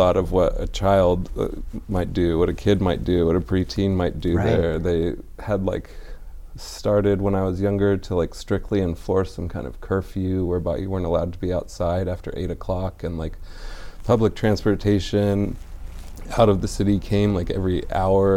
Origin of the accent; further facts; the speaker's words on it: Foster City, California, United States; also born or lived in San Francisco; did like a lot of my growing up in San Francisco.